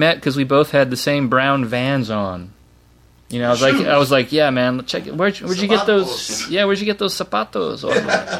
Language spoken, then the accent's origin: English; San Pedro, California, United States; Yeah, I'm from San Pedro. Born and raised.